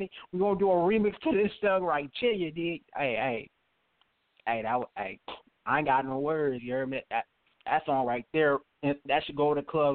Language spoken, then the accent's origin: English; Thibodaux, Louisiana, United States; I'm from Thibodaux, Louisiana.